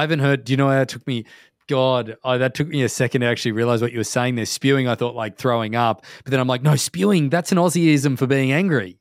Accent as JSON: {"language": "English", "country": "Australia", "tie": "born or raised there", "moved": "as an adult", "lives_now": "North America", "said": "when I was growing up in Australia"}